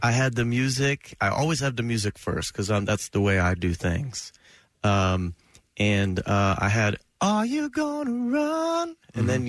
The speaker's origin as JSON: {"language": "English", "region": "New Jersey", "country": "United States", "tie": "born or raised there", "said": "I grew up in New Jersey in the 80s"}